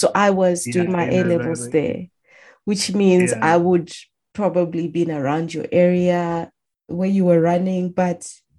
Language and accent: English; Harare, Zimbabwe; also born or lived in Macheke, Zimbabwe; now in Japan; I lived in Harare. Of course, I grew up in Harare. I went to a boarding school in Macheke, but I did my A-levels at St. John's, Emerald Hill